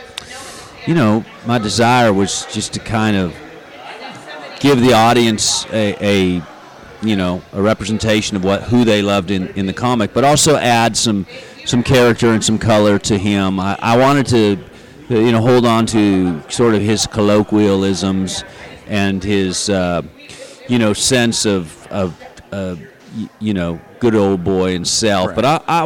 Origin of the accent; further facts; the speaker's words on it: the South, United States; I'm from the South, so our heat allows you to perspire